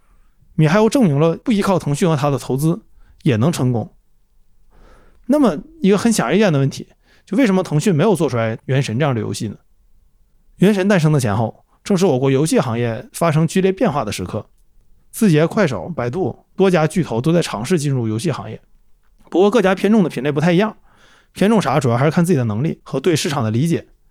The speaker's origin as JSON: {"language": "Chinese", "region": "Northeast China", "country": "China", "said": "就用我们东北话说是一个非常虎的事儿"}